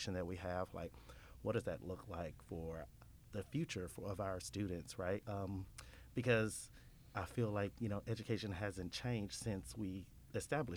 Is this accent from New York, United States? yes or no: no; Horn Lake, Mississippi, United States; also born or lived in Memphis, Tennessee; I'm actually from Horn Lake